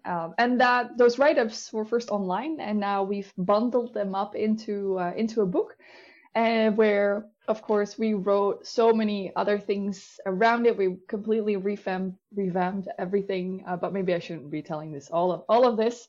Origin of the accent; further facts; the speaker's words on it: Netherlands; I'm from the Netherlands. I live right outside of Amsterdam.